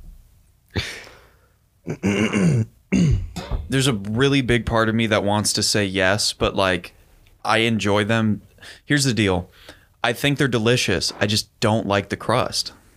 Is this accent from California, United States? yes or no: yes; California, United States; I'm such a Californian